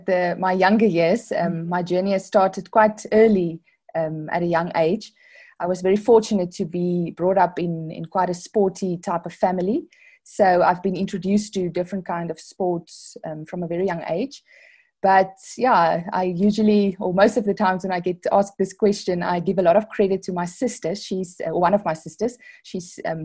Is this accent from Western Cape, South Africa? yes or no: yes; Worcester, Western Cape, South Africa; moved away as an adult; now in Pretoria, South Africa; I grew up in Worcester. It's there in the Boerland. So I'm matriculated there